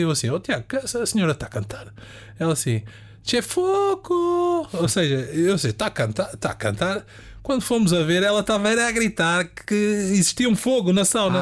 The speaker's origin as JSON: {"language": "Portuguese", "town": "Amadora", "region": "Lisbon", "country": "Portugal", "said": "eu sou da Amadora também, é o palavreado de rua"}